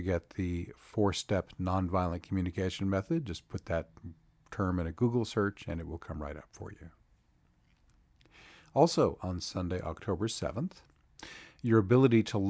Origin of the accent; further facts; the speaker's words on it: North Carolina, United States; my home state of North Carolina. Here in Asheville